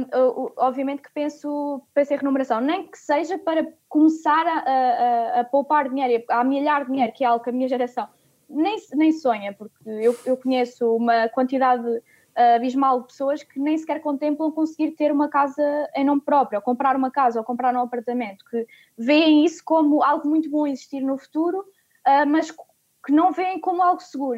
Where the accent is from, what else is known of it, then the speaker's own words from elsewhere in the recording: Coimbra, Centro, Portugal; em Coimbra, onde nasci